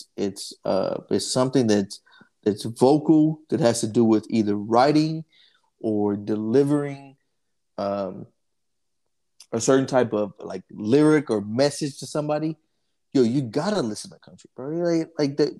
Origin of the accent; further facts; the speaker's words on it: Dallas, Texas, United States; I grew up in Oak Cliff, right off of Lebanon